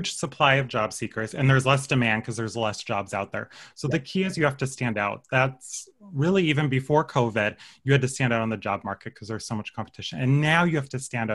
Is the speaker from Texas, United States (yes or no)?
no; Paso Robles, California, United States; I'm from the Central Coast, Paso Robles